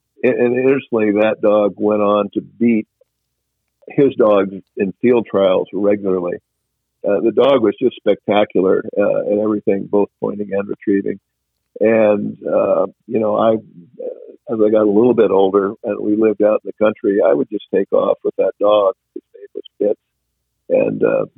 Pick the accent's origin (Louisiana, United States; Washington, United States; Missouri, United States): Washington, United States; I enjoy hunting chukar, which I did a lot of when I was growing up in Washington.